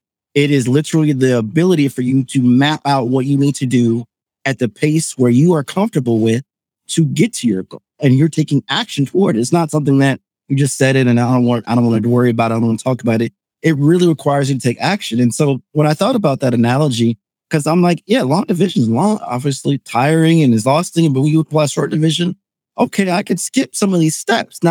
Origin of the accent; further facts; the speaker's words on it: suburbs of Chicago, Northwest Indiana, United States; I'm originally from North Indiana, suburbs of Chicago. So really been a Chicago boy my whole life.